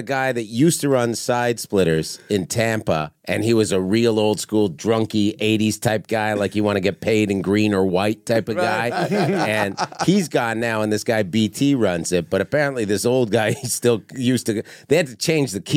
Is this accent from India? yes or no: no; Canada; moved away; I'm a comic from Canada